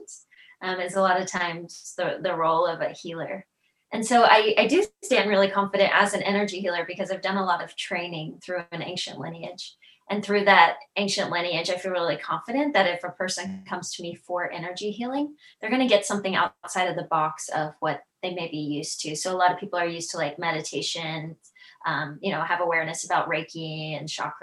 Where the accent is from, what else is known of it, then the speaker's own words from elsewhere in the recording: Tennessee, United States; I'm from Tennessee